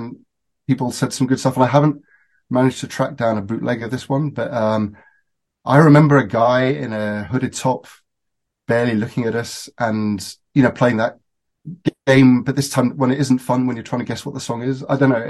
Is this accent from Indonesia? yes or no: no; United Kingdom; And then as British people often do, they sent their children off at the age of 8 to boarding school, so I went back to Britain.